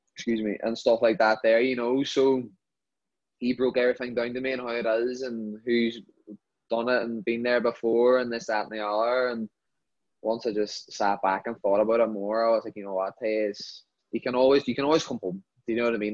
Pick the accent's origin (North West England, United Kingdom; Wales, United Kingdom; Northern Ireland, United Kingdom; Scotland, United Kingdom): Northern Ireland, United Kingdom; Derry; born or raised there; moved away as an adult; now in United States